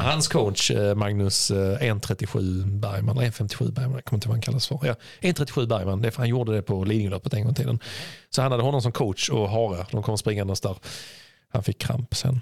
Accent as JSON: {"language": "Swedish", "country": "Sweden", "said": "vi svenskar"}